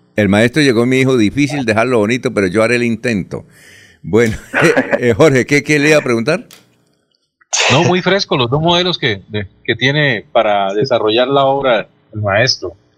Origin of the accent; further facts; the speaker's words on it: Barichara, Santander, Colombia; aunque nací en Barichara